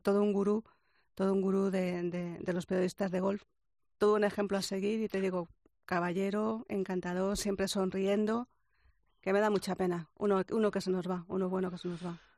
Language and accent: Spanish; Spain; soy español